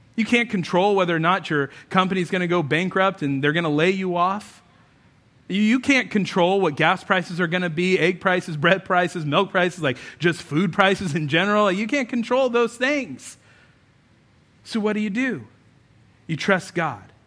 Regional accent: United States; we think of ourselves as Americans

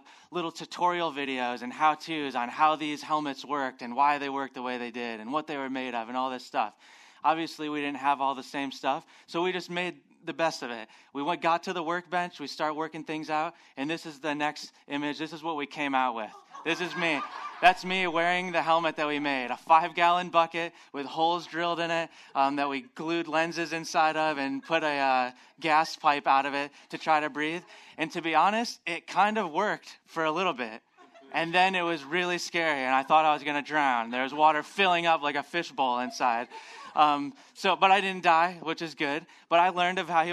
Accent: Phoenix, Arizona, United States; moved away; I'm originally from Phoenix, Arizona

